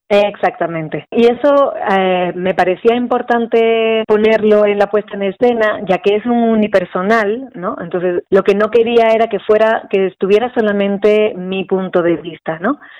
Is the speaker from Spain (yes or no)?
yes; Spain; now in Mexico; Yo soy española